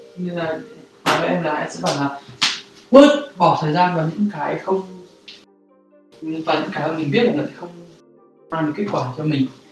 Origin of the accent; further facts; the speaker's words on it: Vietnam; moved away; mình là người Việt Nam